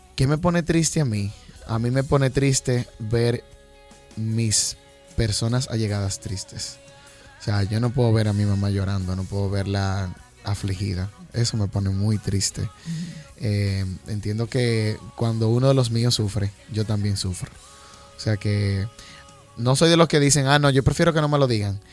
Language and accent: Spanish; Jamao al Norte, Espaillat, Dominican Republic; por mis raíces, por donde vengo. Jamao es un pueblito que, se caracteriza por ser muy alegre.